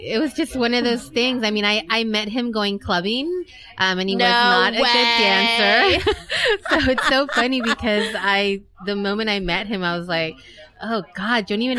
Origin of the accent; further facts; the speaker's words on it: San Francisco, California, United States; moved away as an adult; also born or lived in Tijuana, Mexico; Yes, I was born and raised in San Francisco.